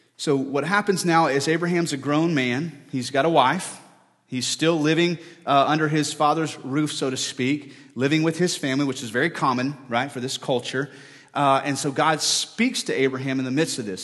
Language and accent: English; United States; our reputations on earth as American people